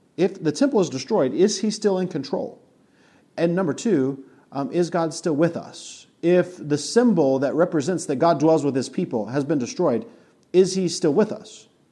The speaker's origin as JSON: {"language": "English", "region": "Colorado", "country": "United States", "tie": "born or raised there", "also_born_or_lived": "Monticello", "moved": "yes", "said": "Mountain View Christian Church in Colorado. We drove an hour and a half to go to church"}